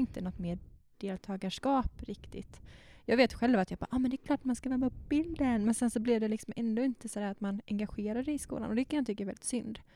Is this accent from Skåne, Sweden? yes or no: no; Bankeryd, Jönköping County, Sweden; jag är ju uppvuxen i Bankeryd, gick på Attarpsskolan och sen så Per Bra gymnasiet i Jönköping